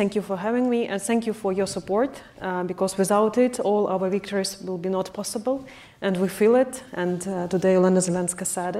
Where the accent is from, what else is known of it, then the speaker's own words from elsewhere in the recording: Kerch, Crimea, Ukraine; moved away; I'm from Crimea